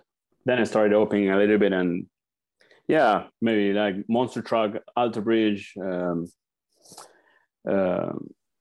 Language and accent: English; Argentina; now in United Kingdom; I'm from Argentina